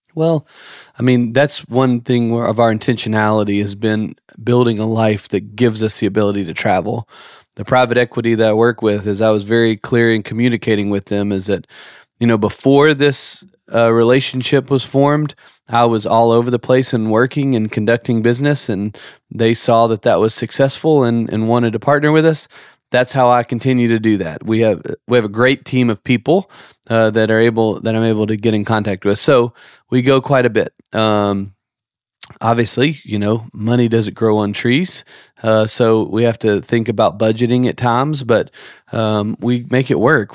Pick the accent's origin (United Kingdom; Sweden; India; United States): United States; outside of Memphis, Tennessee; moved away as an adult; also born or lived in Nashville, Tennessee / Miramar Beach, Florida; now in Santa Rosa Beach, United States; we grew up outside of Memphis, lived in Nashville